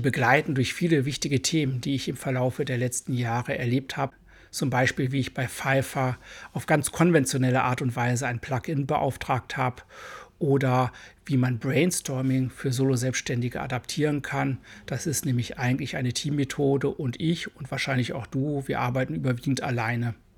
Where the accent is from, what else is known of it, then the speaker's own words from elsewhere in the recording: Germany; accent: hard German accent (in English); Englisch ist für mich eine Fremdsprache und ich habe einen recht harten deutschen Akzent